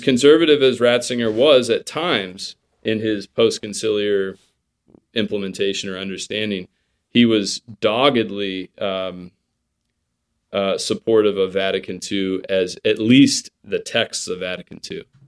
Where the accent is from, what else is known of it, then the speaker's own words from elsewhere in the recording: United States; as an American, you know, raised on, um, you know, Fourth of July